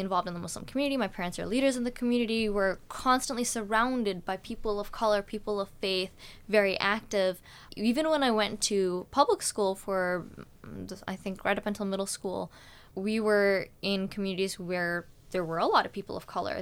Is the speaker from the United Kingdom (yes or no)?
no; Vancouver, British Columbia, Canada; now in Victoria, Canada; my life in Vancouver, where we lived for nine years